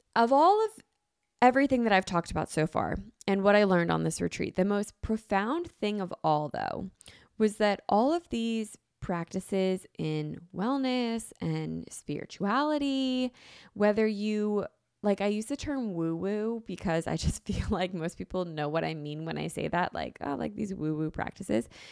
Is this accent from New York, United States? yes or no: no; Philadelphia, Pennsylvania, United States; I'm from Philly